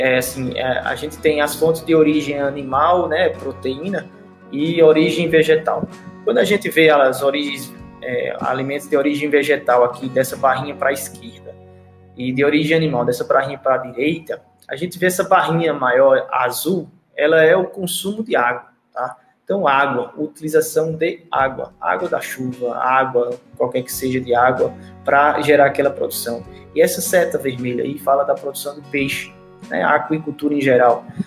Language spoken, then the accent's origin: Portuguese; Paraíba, Brazil; eu sou da Paraíba, sou do Brasil, da Paraíba